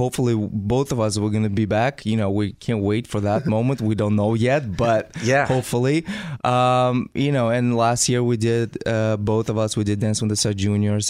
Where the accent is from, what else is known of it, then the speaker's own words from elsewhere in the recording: Russia; moved away; in Russia, when I was little